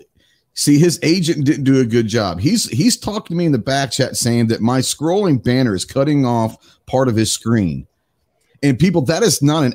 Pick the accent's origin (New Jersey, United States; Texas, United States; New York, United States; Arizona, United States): Texas, United States; Dallas; my hometown, Dallas, Texas